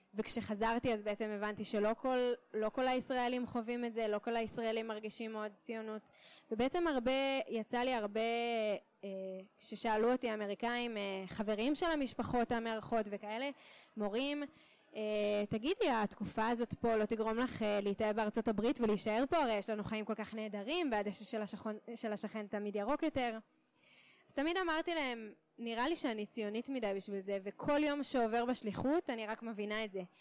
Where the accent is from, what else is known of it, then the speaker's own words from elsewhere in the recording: Kiryat Tiv'on, Northern District, Israel; moved away as an adult; also born or lived in Connecticut, United States; now in Beersheba, Israel; במקור מקריית טבעון בצפון